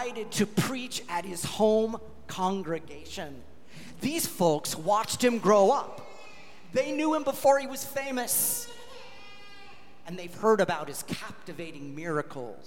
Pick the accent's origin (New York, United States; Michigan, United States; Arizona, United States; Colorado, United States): Colorado, United States; Longmont; moved away; I was back in my hometown of Longmont, Colorado